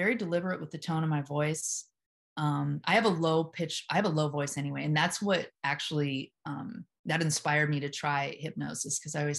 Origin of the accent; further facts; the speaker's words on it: Venice Beach, California, United States; I grew up in around Venice Beach. I rolled my eyes hard my whole life. I was more of a skateboarding punk rocker.